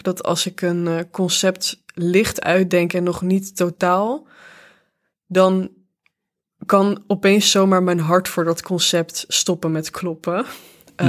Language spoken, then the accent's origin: Dutch; Venray, Limburg, Netherlands; moved away; in de Schouwburg van Venray, waar ik ben opgegroeid.